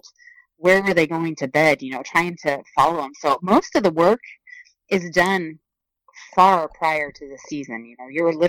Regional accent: Oregon, United States; leave my home state

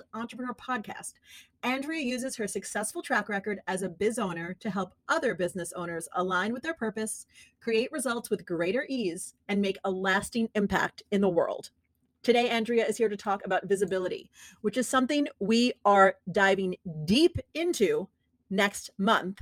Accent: New York City, New York, United States; moved away; I miss my hometown

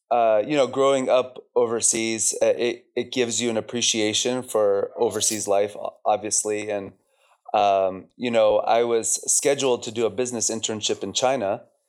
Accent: Chile; moved away as an adult; now in Amman, Jordan; I grew up in Chile, South America.

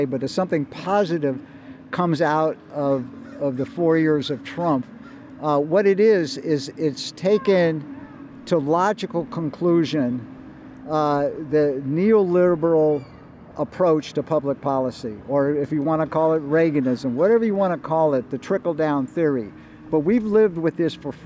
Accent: Berkeley, California, United States; Berkeley's story, you know, my hometown

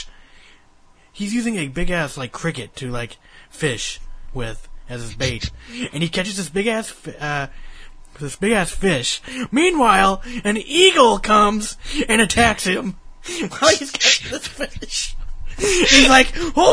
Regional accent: United States; I'm American

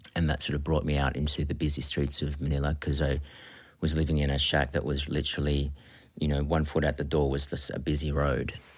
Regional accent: Australia; also born or lived in Philippines; living in Australia and being Australian

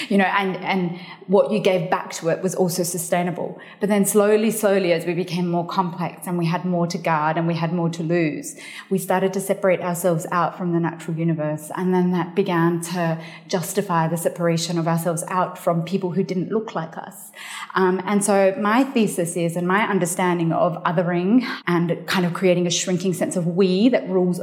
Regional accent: Australia; also born or lived in Afghanistan; I was born in Afghanistan. My family migrated to Australia in the mid-80s

